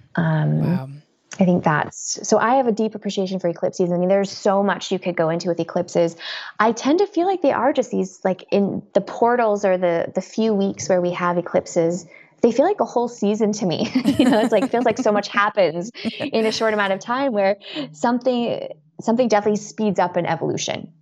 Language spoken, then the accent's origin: English; Colorado, United States; moved away as an adult; also born or lived in East Coast; now in California, United States; I was born on the East Coast. I you know, lived in Colorado for most of my life